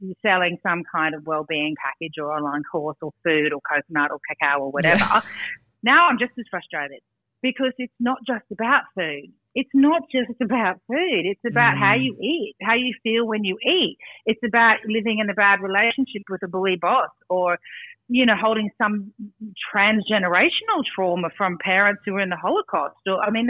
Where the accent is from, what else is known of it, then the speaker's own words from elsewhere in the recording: Brisbane, Queensland, Australia; I grew up in Brisbane